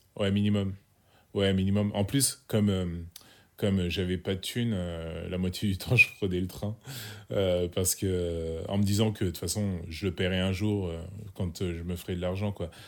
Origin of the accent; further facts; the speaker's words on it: Sens, Bourgogne-Franche-Comté, France; je suis originaire de Sens, un petit bled en Bourgogne